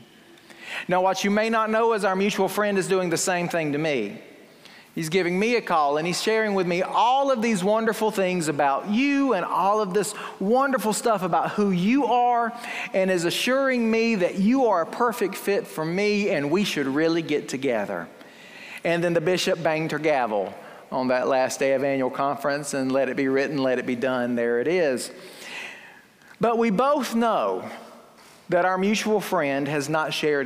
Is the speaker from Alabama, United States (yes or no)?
yes; Fruithurst, Alabama, United States; my hometown of Fruithurst